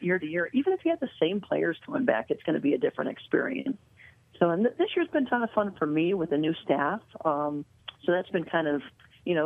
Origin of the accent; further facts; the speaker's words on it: Iowa, United States; I grew up in Iowa